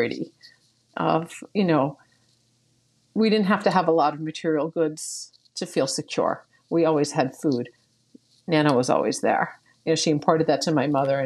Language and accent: English; Northeast Pennsylvania, United States; moved away as an adult; also born or lived in Wilkes-Barre, Pennsylvania; now in Philadelphia, United States; Born and raised in Northeast Pennsylvania, initially in Wilkes-Barre, and then my family moved out to the rural area after the flood of 1972